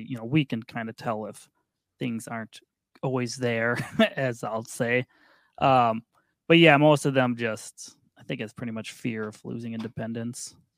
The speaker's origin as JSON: {"language": "English", "region": "Minnesota", "country": "United States", "said": "I am from Minnesota"}